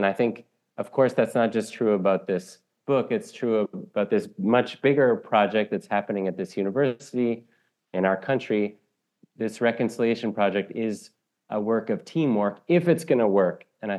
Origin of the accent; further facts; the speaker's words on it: Canada; almost to explain it to myself as a Canadian